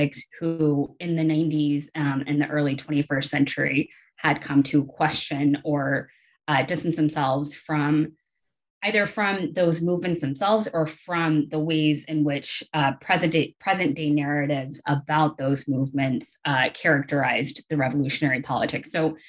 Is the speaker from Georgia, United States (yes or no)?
yes; Atlanta, Georgia, United States; also born or lived in South Carolina; I grew up I grew up and went to school kind of all over the Southeast region. I am originally from Atlanta, and I went to College of Charleston in South Carolina for my undergraduate degree.